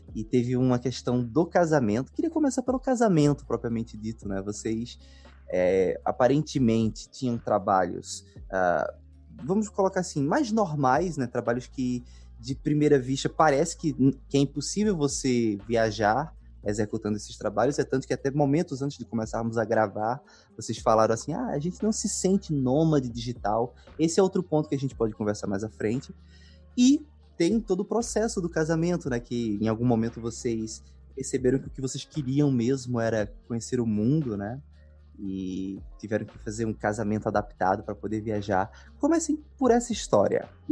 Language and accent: Portuguese; Pernambuco, Brazil; sou de Pernambuco